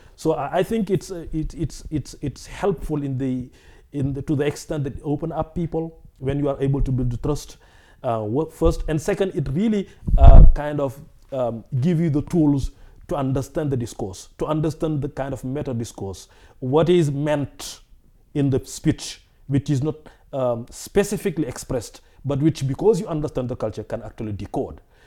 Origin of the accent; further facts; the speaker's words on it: West Central Senegal, Senegal; also born or lived in Dakar, Senegal; I was born in Senegal, uh, and I grew up in West Central Senegal